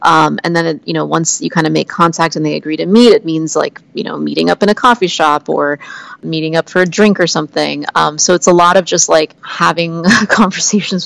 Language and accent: English; Oklahoma, United States; I grew up in Oklahoma